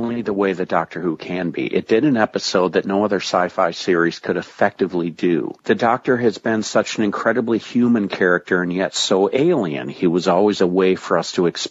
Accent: United States; as an American

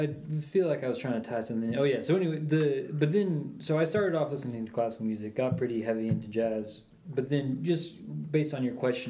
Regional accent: Orono, Maine, United States; I grew up in Orono, Maine.

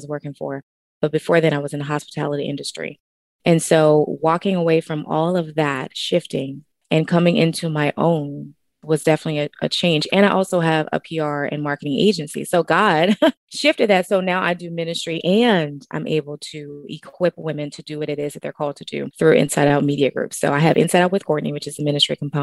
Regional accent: New Orleans, Louisiana, United States; moved away as an adult; now in Texas, United States; I'm originally from New Orleans, Louisiana, and born and raised

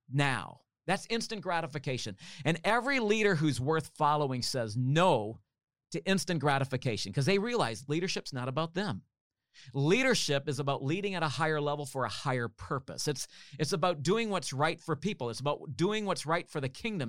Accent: Canada; I'm a Canadian.

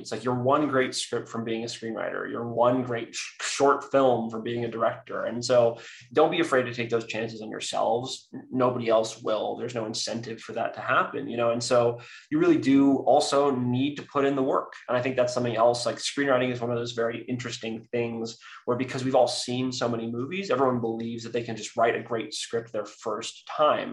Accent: San Francisco, California, United States; I was raised by two women in the San Francisco Bay Area

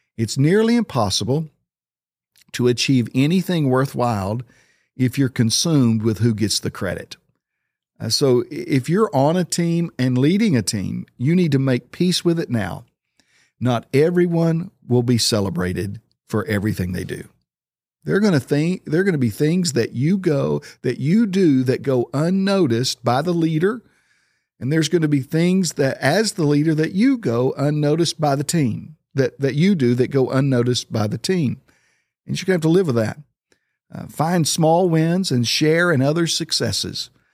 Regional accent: Oklahoma, United States; moved away; I grew up in Oklahoma.

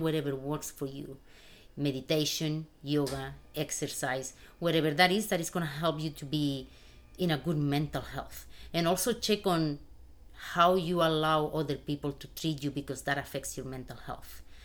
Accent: Spain; moved away as an adult; now in United States; I was born and raised in Spain in a very humble family

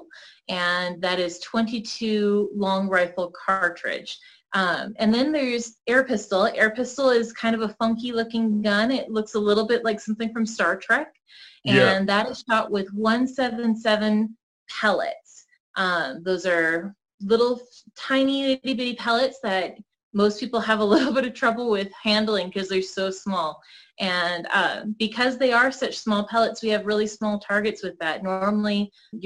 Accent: Boulder City, Nevada, United States; also born or lived in Salt Lake City, Utah; I was born and raised out in Boulder. I'm actually the fourth generation to graduate from the high school out there

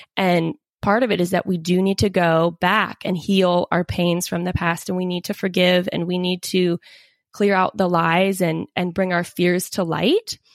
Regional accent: Seattle, Washington, United States; I grew up in the Seattle area

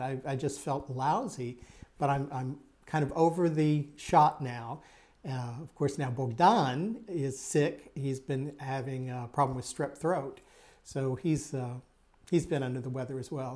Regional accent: Texas, United States; growing up in Texas

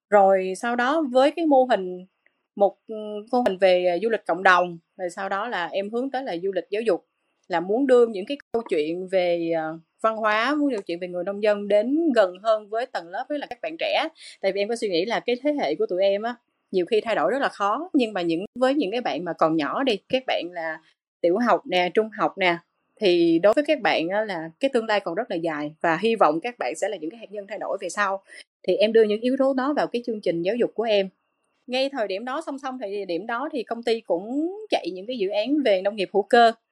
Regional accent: Cần Thơ, Vietnam; Tây Đô là là tên gọi của Cần Thơ ngày xưa thì em là Cần Thơ là em sinh ra và lớn lên Cần Thơ và hiện tại là em vẫn đang làm việc ở Cần Thơ luôn

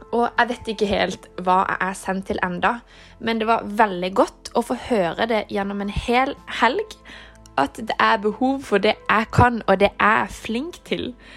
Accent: Kristiansand, Agder, Norway; moved away as an adult; now in Oslo, Norway; jeg kommer fra Kristiansand, men jeg studerer i Oslo

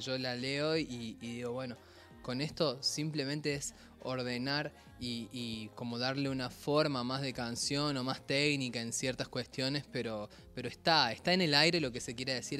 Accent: Córdoba, Argentina; soy cordobés

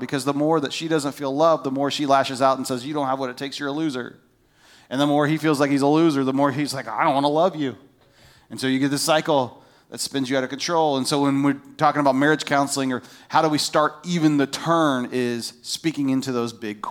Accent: United States; moved away; I grew up on the Ohio River

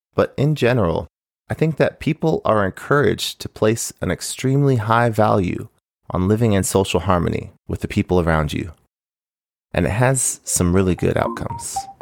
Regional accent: United States; also born or lived in Japan; growing up in the U S

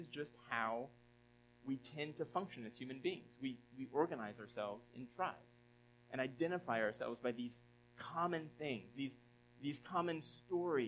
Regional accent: Southeast, United States; now in Philadelphia area, United States; I grew up in the Southeast, or spent a number of years in the Southeast.

